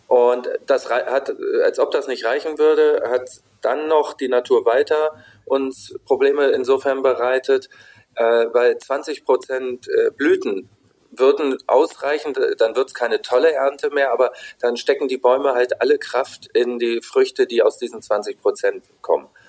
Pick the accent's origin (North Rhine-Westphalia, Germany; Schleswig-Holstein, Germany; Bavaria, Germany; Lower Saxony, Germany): Lower Saxony, Germany; Wolfsburg; ich bin in Wolfsburg groß geworden